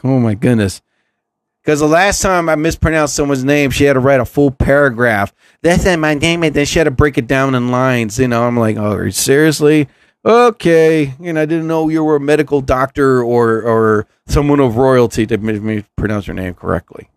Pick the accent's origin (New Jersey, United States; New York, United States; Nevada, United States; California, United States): New Jersey, United States; I'm from New Jersey